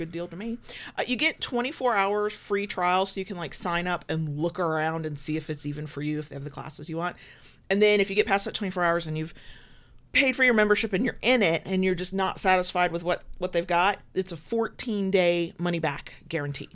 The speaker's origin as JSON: {"language": "English", "country": "United States", "said": "I'm American"}